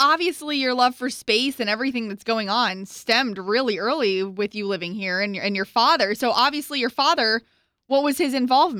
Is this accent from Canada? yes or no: no; Tampa, Florida, United States; now in Orlando, United States; Obi and I grew up here in the Tampa area.